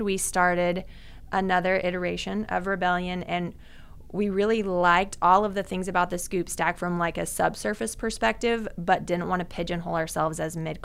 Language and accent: English; Tulsa, Oklahoma, United States; I'm from Tulsa. Yeah, born and raised in Tulsa, actually just north of town